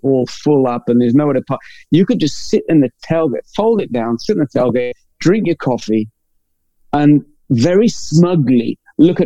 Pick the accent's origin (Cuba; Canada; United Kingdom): United Kingdom; England; I'm English